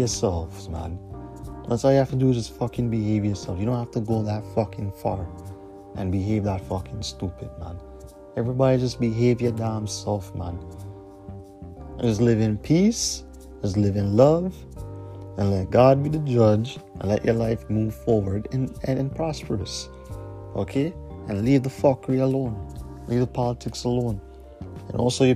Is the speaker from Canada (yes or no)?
yes; Canada; as a Canadian